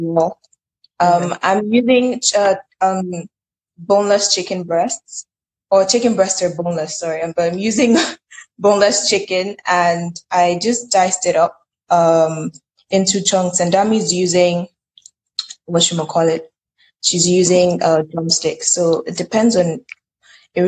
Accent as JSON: {"language": "English", "country": "Nigeria", "said": "I'm Nigerian"}